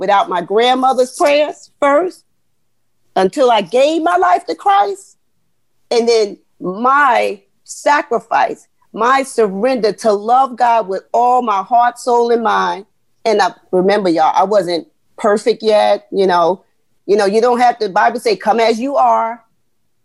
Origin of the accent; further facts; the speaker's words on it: Jersey City, New Jersey, United States; I grew up in Jersey City, where I'm going to be honest, the school district just is not up to par